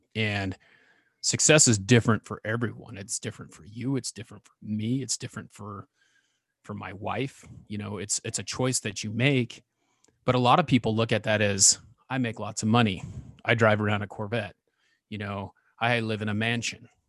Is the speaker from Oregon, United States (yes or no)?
yes; Ontario, Oregon, United States; I grew up in Ontario, Oregon, which is about thirty miles where I live from now